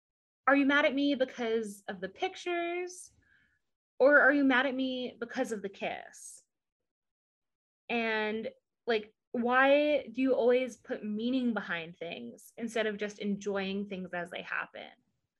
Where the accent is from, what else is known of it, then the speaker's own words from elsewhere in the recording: Southern United States, United States; accent: southern; You just heard my southern, like, when I get like frustrated or like worked up, my southern accent comes out and I am not proud of it.